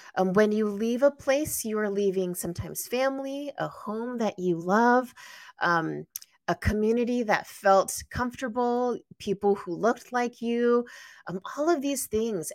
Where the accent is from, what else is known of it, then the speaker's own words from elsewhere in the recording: San Gabriel Valley, greater Los Angeles area, California, United States; I was born and raised in the greater Los Angeles area, specifically the San Gabriel Valley.